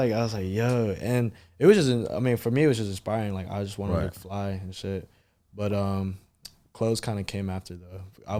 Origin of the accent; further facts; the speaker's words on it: Hyattsville, Prince George's County, Maryland, United States; I grew up in Hinesville, PG County.